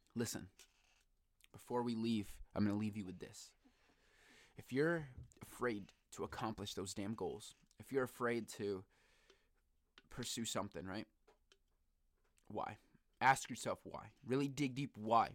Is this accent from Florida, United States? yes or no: no; Bristol, Connecticut, United States; also born or lived in New Britain, Connecticut; I grew up in Bristol, Connecticut